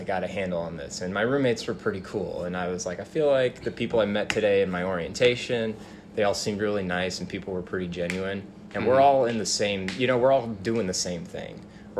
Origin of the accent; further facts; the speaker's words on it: Washington, United States; born there; also born or lived in St. Charles, Missouri; So I was born in Washington State. Hmm. Moved to like St. Charles, Missouri when I was really young. Then back to Washington.